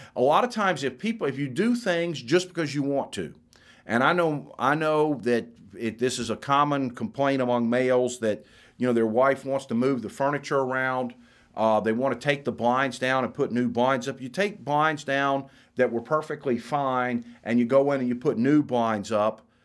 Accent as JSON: {"language": "English", "region": "Florida", "country": "United States", "moved": "yes", "said": "I'm from Florida. My, my daughter's, my mother, a brother live in Florida"}